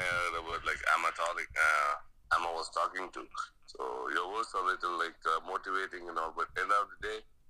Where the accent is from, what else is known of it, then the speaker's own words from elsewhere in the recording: India; I'm from India